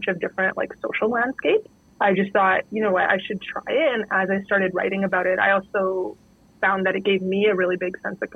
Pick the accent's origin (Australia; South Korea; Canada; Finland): Canada; Northern Canada; I grew up in Northern Canada in a pretty isolated town